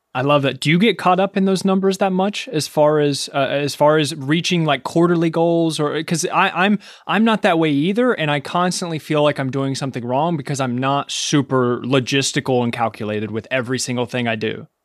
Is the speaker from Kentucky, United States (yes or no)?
yes; Kentucky, United States; moved away; I'm from Kentucky, and there's just, there's food everywhere